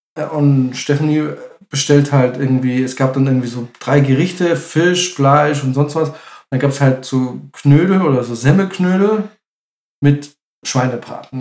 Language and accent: German; Munich, Bavaria, Germany; ich bin aus München.